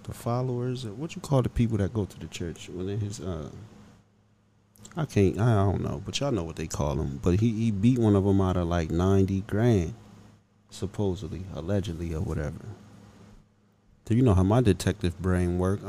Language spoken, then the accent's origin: English; Pennsylvania, United States; this is my home state, you know, not too far from where I live